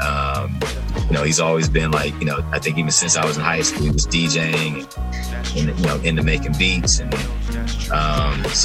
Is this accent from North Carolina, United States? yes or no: yes; Charlotte, North Carolina, United States; Born and raised in Charlotte